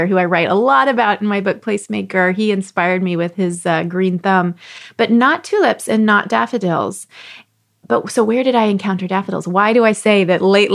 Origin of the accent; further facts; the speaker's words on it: Texas, United States; where I grew up in Texas